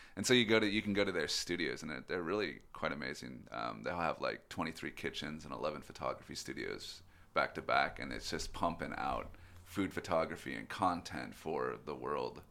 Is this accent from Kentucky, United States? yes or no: no; Boring, Oregon, United States; moved away; I'm originally from Oregon, uh, from a town called Boring.